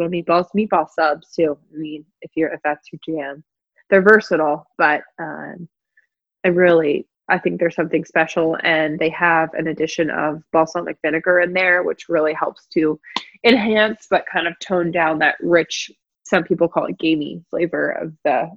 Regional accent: Philadelphia, Pennsylvania, United States; moved away as an adult; also born or lived in the South (US); I'm from the Philadelphia area, was living down south. And when I moved back up, I lived with them just for a little bit.

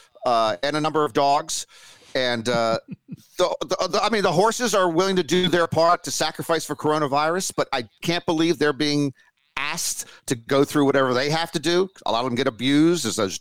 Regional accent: Washington, District of Columbia, United States; my hometown of Washington, D.C.

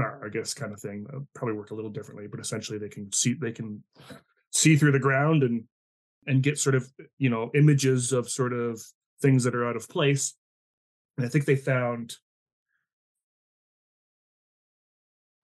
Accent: New Brunswick, Canada; my connection to sort of Nouveau Brunswick growing up on the East Coast

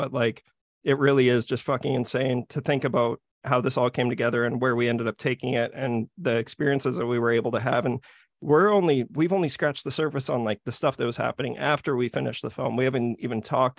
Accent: Saskatchewan, Canada; we're from Saskatchewan.

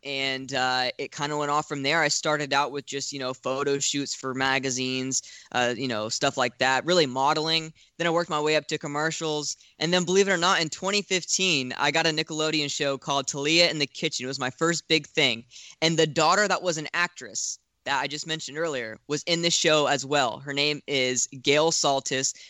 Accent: Florida, United States; it was still in my home state

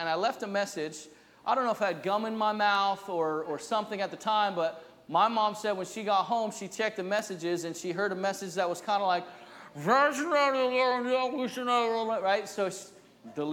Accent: New Jersey, United States; now in New England, United States; I'm from New Jersey

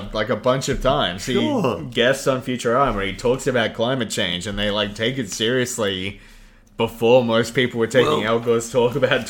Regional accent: Australia

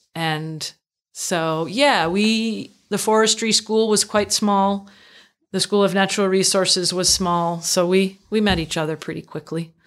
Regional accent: Northfield, Vermont, United States; I grew up in central Vermont, small town

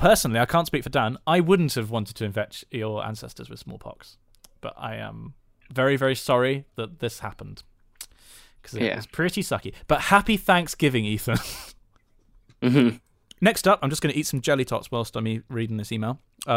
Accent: Bridgnorth, West Midlands, United Kingdom; also born or lived in Western Australia; I'm from Bridge North too, via Western Australia.

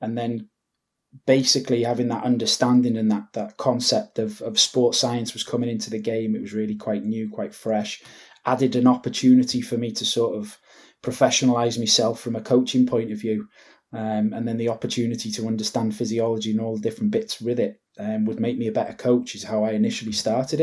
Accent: Wrexham, Wales, United Kingdom; moved away as an adult; also born or lived in Glasgow; my hometown club, Wrexham

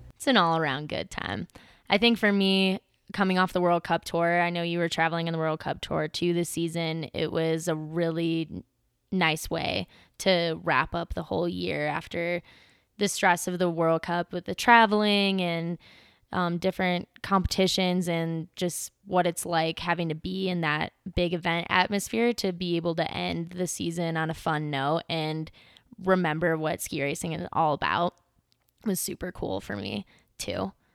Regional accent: Midwest, United States; I'm from the Midwest, and there were a lot of racers out there that came from my hometown and my home area and skied at the same hills or landfills that I grew up ski racing on when I was a kid.

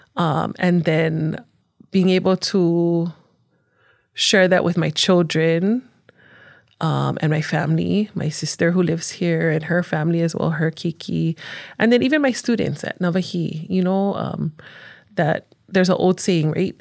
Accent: Honolulu, Hawaii, United States; moved away as an adult; now in Hawaii Island, United States; growing up on Oahu, um, you don't have a lot of, especially in Honolulu, where I'm from, I'm from the east side

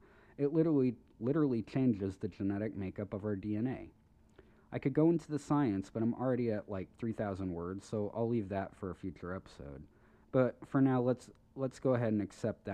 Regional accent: United States; I'm an American

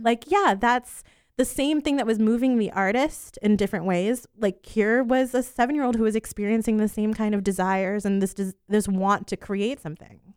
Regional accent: Poinciana, Florida, United States; also born or lived in New York; I was born in New York, and we lived in Poinciana until I was about fifteen years old

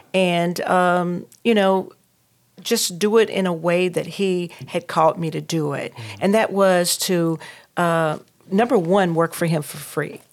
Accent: North Carolina, United States; now in Durham, United States; I'm from Reeseville, North Carolina.

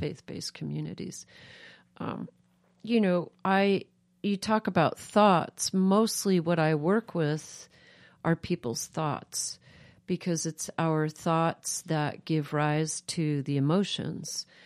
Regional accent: New York, United States; now in Moscow, Idaho, United States; I grew up East Coast urban, I grew up in New York

